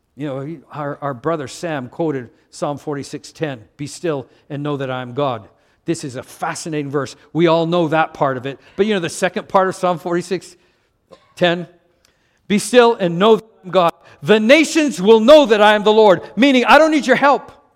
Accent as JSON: {"language": "English", "country": "Canada", "moved": "yes", "said": "I'm from Canada."}